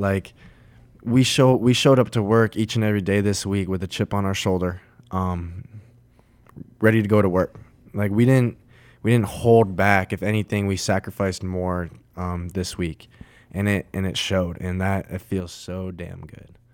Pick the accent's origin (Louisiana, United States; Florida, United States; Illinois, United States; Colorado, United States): Colorado, United States; Colorado Springs; my hometown, Colorado Springs